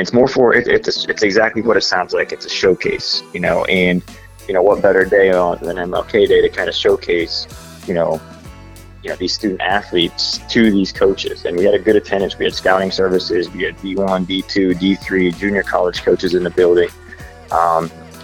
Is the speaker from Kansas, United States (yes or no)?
no; Pittsburgh, Pennsylvania, United States; moved away as an adult; now in Birmingham, United States; I'm from Pittsburgh, went to Penn State, coached the Naval Academy and UAB recently.